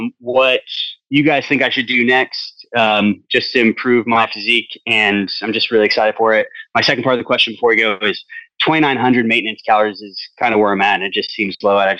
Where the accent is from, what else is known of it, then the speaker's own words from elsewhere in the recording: Turlock, California, United States; No, I'm from Turlock.